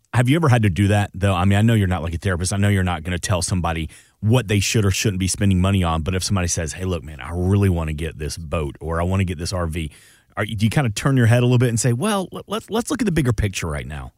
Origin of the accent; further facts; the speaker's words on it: Atlanta, Georgia, United States; I'm from Atlanta, so, you know, born and raised a Georgia Bulldogs fan